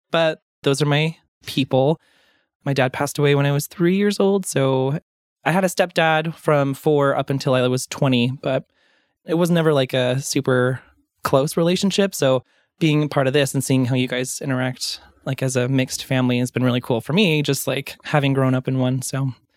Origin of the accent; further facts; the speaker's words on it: Davis County, Utah, United States; moved away as an adult; also born or lived in Portland, Oregon / Clackamas County, Oregon; I grew up in Utah, like, the Davis County, Salt Lake County area